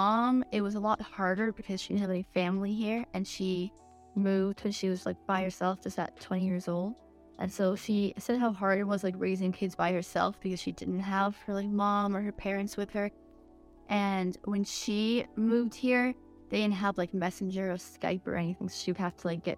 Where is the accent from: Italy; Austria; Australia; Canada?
Canada; I was born in Canada